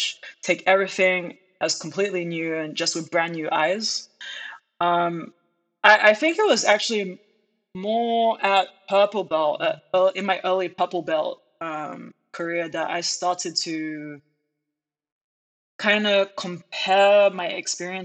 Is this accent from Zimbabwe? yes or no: no; United Kingdom; moved away as an adult; now in United States; I grew up in the United Kingdom